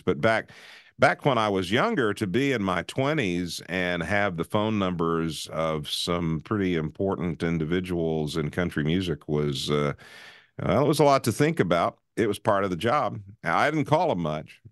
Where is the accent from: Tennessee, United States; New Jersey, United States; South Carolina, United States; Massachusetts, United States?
Tennessee, United States; Nashville; I grew up in Nashville